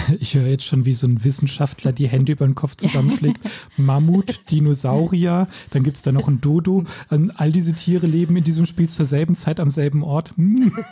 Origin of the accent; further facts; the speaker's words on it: Rhineland-Palatinate, Germany; ich bin ja auch in der Pfalz aufgewachsen